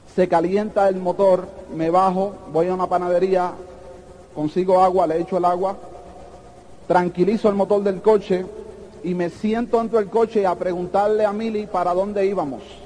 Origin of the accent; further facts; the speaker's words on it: New York City, New York, United States; also born or lived in Puerto Rico; Yo nací en los Estados Unidos, en, eh, Brooklyn, en Brooklyn, New York, en un hospital que se llama King County Hospital.